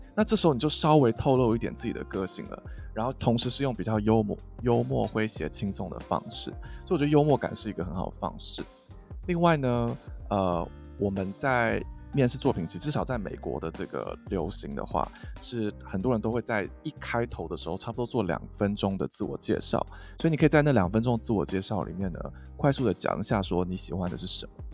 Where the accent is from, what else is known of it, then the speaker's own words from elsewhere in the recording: Taiwan; 因为我自己也是在台湾长大的的人